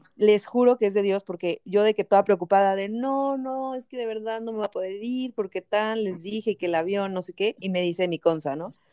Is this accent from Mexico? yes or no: yes; Mexico; moved away as an adult; now in El Salvador; soy mexicana